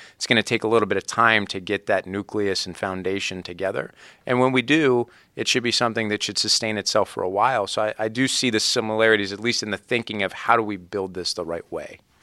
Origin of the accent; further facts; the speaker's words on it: Youngstown, Ohio, United States; growing up in Youngstown, you know, the Browns and the Steelers are the two big teams in Youngstown, Ohio.